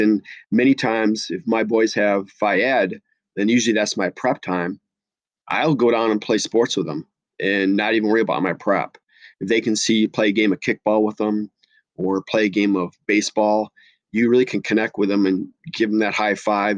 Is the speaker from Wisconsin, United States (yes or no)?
yes; La Crosse, Wisconsin, United States; now in Minnesota, United States; I grew up in Lacrosse, Wisconsin, so I am a cheesehead